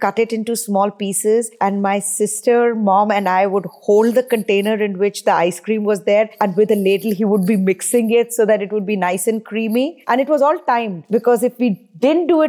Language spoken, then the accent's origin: English; India; moved away; I grew up in India